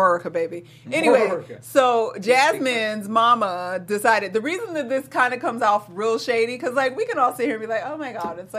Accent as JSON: {"language": "English", "region": "Georgia", "country": "United States", "tie": "born or raised there", "said": "I'm a Southern girl, y'all. I'm from Georgia. Born and raised, for the most part."}